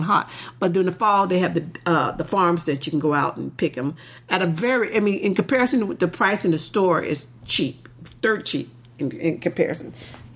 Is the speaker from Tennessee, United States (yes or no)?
yes; Tennessee, United States; moved away as an adult; now in California, United States; I grew up in Tennessee where the humidity will make you wilt